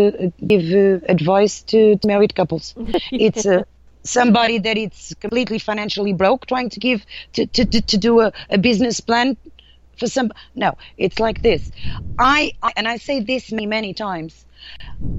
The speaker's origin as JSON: {"language": "English", "country": "Portugal", "accent": "Portuguese", "second_language": "English", "moved": "as an adult", "said": "me being Portuguese, of course, when I arrived here, you can really hear my accent"}